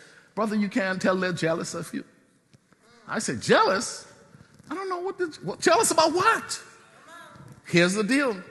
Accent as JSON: {"language": "English", "town": "Nassau", "country": "Bahamas", "said": "I'm from Soldier Road"}